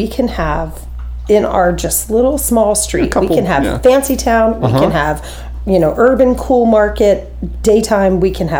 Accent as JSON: {"language": "English", "region": "Central Florida", "country": "United States", "tie": "born or raised there", "also_born_or_lived": "Rhode Island", "said": "I'm a Yankee. Yeah, but you know what, though? I've lived here for 40 years. I've been in Central Florida, so that's a long time"}